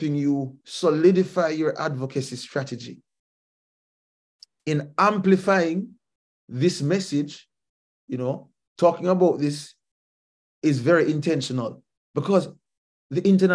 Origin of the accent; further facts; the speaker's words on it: Jamaica; as a Jamaican, as a fellow Caribbean person